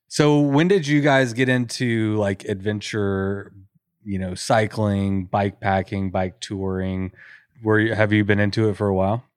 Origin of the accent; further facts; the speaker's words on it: College Station, Texas, United States; Bryan College Station, which is my hometown and where I live.